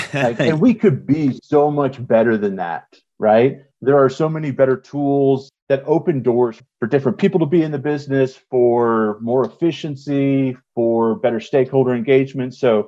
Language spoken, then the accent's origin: English; Colorado, United States; also born or lived in South / Southwest; so for the most part, having started growing up in the South and the Southwest, when we moved up here to Colorado, probably like fourth grade, right?